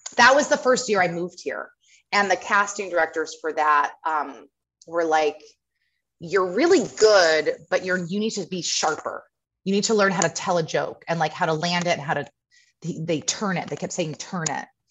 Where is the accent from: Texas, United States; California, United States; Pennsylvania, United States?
California, United States; Carmel; also born or lived in Hawaii; I'm from Carmel, up north.